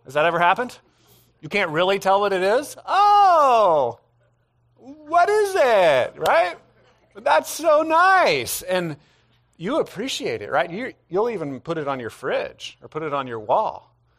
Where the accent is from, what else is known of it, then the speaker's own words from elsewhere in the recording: United States; as modern American people